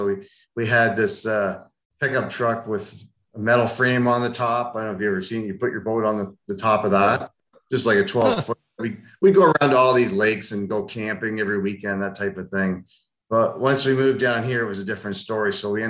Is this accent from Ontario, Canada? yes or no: yes; Ontario, Canada; also born or lived in Germany; Yeah. I moved to Canada when I was 2, so I was told, and moved all around Ontario. My dad worked retail and in management, and we just moved all around Ontario and settled in southern Ontar